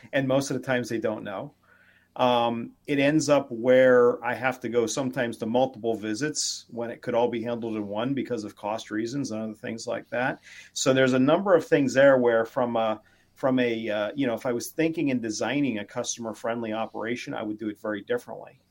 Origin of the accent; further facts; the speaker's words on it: McKeesport, Pennsylvania, United States; now in Connecticut, United States; I was born in uh, McKeesport Hospital, um, but uh, I live in Connecticut now